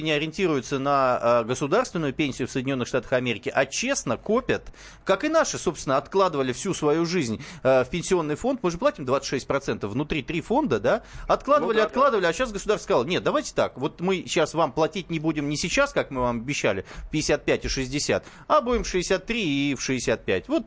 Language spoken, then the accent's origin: Russian; Moscow, Russia; вот я тоже москвич